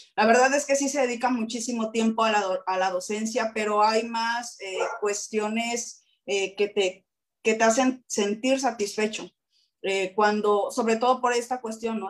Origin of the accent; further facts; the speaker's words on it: Acapulco, Guerrero, Mexico; moved away as an adult; now in Oaxaca, Mexico; yo soy de Acapulco